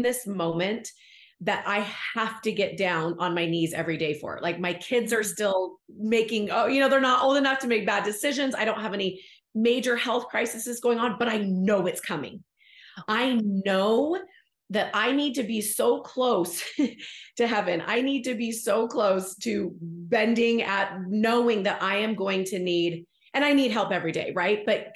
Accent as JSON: {"language": "English", "area": "Bay Area", "region": "California", "country": "United States", "tie": "born or raised there", "moved": "yes", "said": "I'm from the Bay Area, so I didn't grow up in Utah, but California had its own things growing up as a young woman there"}